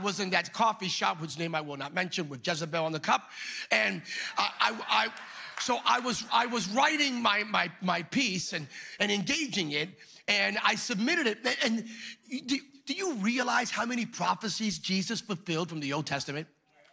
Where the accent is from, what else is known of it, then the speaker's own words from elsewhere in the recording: Bethlehem, Pennsylvania, United States; I am from Bethlehem, Pennsylvania